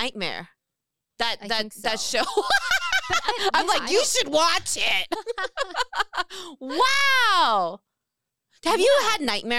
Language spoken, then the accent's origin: English; Renton, Washington, United States; English is a second language; I grew up in Renton.